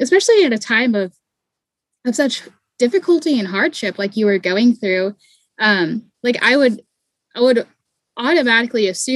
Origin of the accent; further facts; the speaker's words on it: East Coast, United States; now in Southern US; I was raised on the East Coast too.